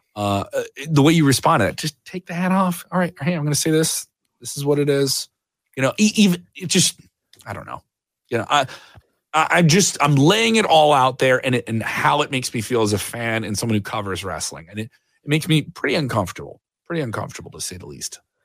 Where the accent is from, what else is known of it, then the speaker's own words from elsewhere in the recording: Chicago, Illinois, United States; I'm from Chicago.